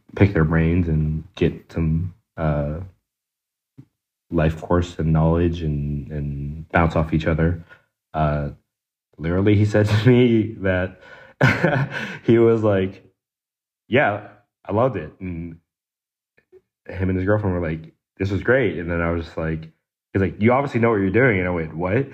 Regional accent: DMV, United States; I'm also from the DMV

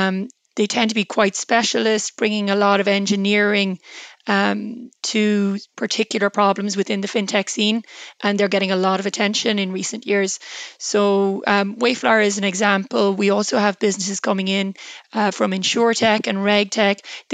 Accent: Ireland

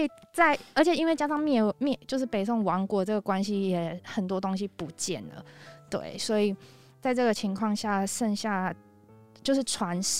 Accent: Taiwan; moved away as an adult; now in Seoul, South Korea; 我是台湾人。

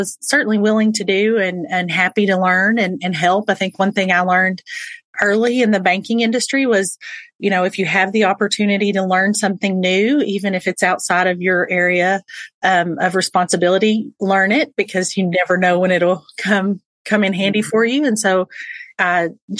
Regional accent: Texas, United States; I am born and raised in Texas

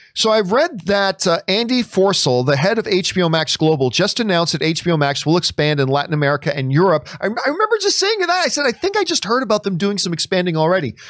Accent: Hamilton, Ontario, Canada; now in Los Angeles, United States; Hamilton, Ontario, Canada is my favorite place in the world

